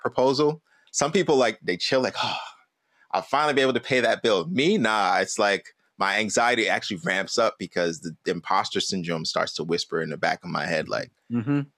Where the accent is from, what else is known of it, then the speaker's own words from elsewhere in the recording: New York City, New York, United States; growing up in Brooklyn